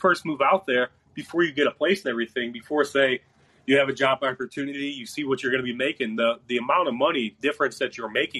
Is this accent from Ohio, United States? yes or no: yes; Cleveland, Ohio, United States; moved away; I'm from Cleveland